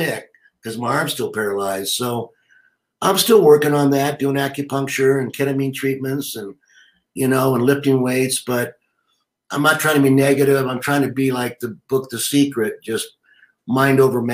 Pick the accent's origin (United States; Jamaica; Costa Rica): United States